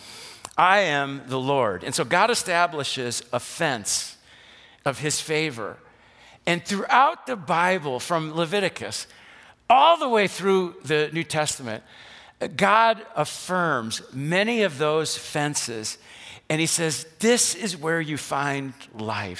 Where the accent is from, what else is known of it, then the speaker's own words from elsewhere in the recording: West Allis, Wisconsin, United States; I grew up in West Dallas on 76th Street, right by the Wisconsin State Fair Park